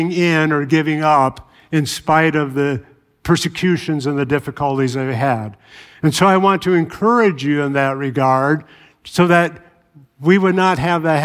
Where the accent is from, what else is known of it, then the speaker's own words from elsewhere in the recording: Chicago, Illinois, United States; moved away; I grew up in Chicago